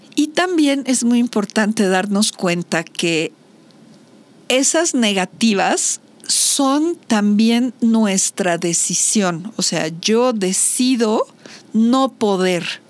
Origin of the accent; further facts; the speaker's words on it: Mexico; soy mexicana